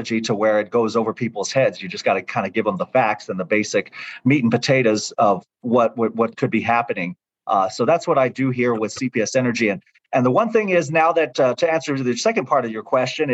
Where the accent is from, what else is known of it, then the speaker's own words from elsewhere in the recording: San Antonio, Texas, United States; moved away as an adult; also born or lived in Oklahoma City / Tyler, Texas / Victoria, Texas; San Antonio is home for me. This is my hometown. This is where I grew up